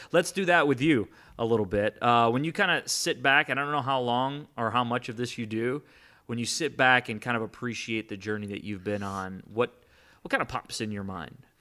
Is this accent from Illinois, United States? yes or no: yes; Chicago, Illinois, United States; now in Houston, United States; I was born in Chicago, But my family all came from Cuba